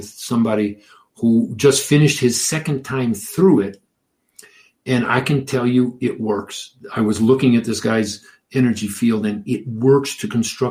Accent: Detroit, Michigan, United States; I grew up in Detroit

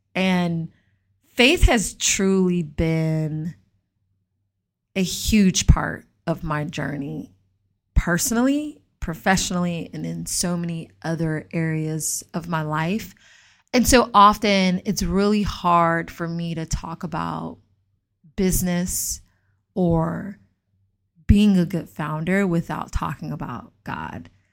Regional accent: Atlanta, Georgia, United States; I grew up in Atlanta

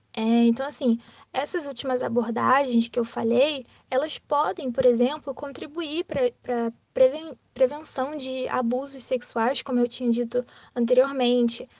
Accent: Rio de Janeiro, Brazil; sou do Rio de Janeiro

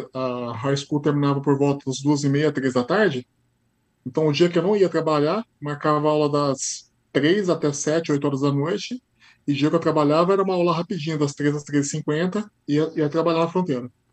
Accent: Brazil; moved away as an adult; also born or lived in Sarnia, Canada / London, Ontario; now in Canada; sou do Brasil

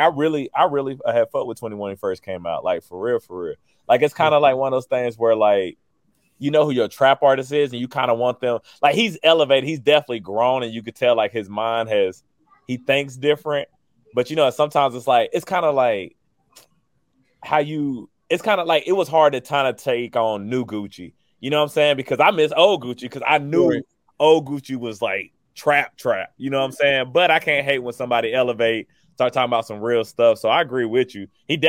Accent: St. Louis, Missouri, United States; born there; I was born in St. Louis.

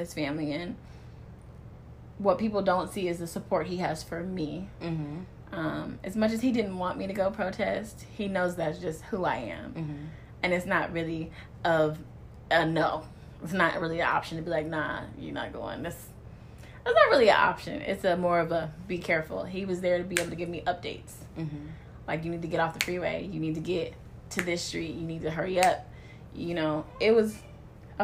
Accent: Los Angeles, California, United States; my hometown, you know, in L.A.

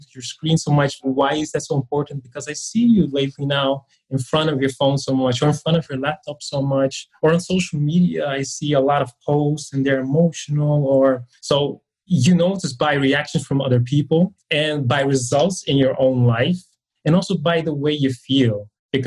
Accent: Netherlands; moved away as an adult; now in Dublin, Ireland; Normally, it's in Dublin, but I'm here now for 5 months because I am from the Netherlands

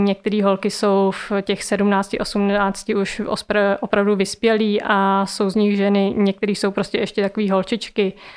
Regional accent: Brandýs, Czechia; jsme měli v Brandýse, odkud pocházím

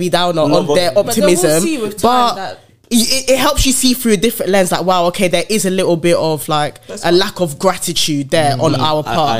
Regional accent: London, United Kingdom; being born and raised in London

